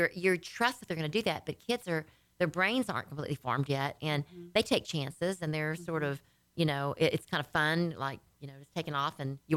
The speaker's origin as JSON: {"language": "English", "region": "Louisiana", "country": "United States", "moved": "yes", "lives_now": "Texas, United States", "said": "I was from Louisiana"}